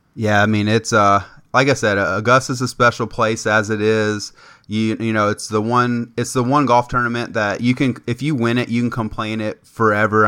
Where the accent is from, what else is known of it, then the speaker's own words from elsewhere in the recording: Lexington, Kentucky, United States; I'm from Lexington